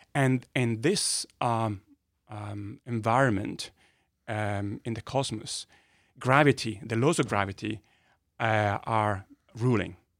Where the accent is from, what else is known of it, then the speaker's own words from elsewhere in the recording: Modena, Emilia-Romagna, Italy; accent: Italian; English is a second language; moved away as an adult; also born or lived in Bologna; I was born in a little town, uh, called Modena in north of Italy